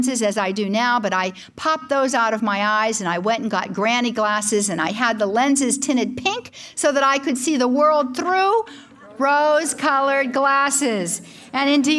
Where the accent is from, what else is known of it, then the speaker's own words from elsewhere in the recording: Pittsburgh, Pennsylvania, United States; I was born and raised in Pittsburgh, Pennsylvania